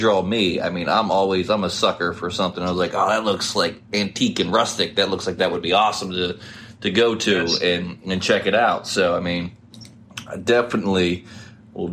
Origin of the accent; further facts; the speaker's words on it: West Virginia, United States; now in Ohio, United States; I grew up in West Virginia